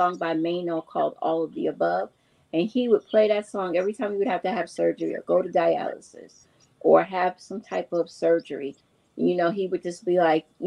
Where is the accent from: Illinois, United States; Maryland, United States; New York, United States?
New York, United States; New York City; I grew up with her in New York City.